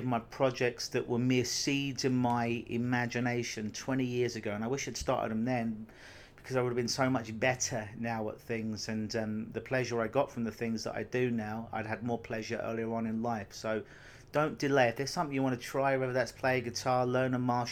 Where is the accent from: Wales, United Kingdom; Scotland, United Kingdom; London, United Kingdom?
London, United Kingdom; now in Canada; Growing up in London, England, I think I probably saw snow twice in my life